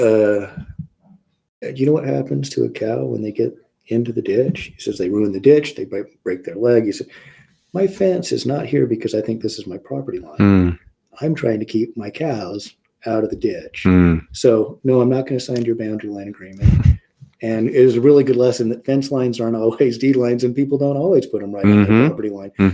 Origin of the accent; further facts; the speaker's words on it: Provo, Utah, United States; also born or lived in Midway, Utah; I grew up down in Provo